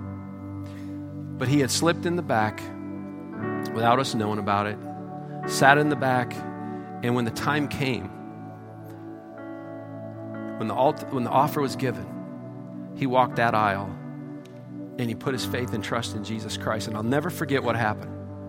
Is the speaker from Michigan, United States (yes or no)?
yes; Michigan, United States; moved away; I'm from Michigan. My parents are from Michigan.